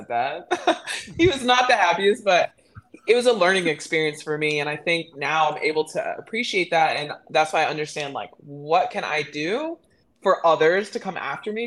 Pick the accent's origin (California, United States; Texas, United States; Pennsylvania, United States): Texas, United States; Midland; I'm from Midland, Texas.